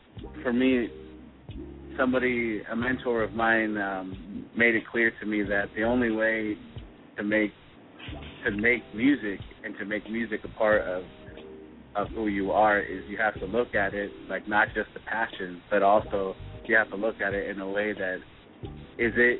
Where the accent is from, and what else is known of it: Southern California, United States; born or raised there